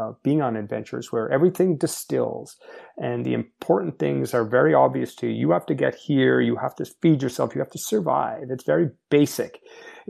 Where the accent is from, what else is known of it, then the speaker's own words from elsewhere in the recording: Montreal, Quebec, Canada; I grew up in Montreal, Quebec, Canada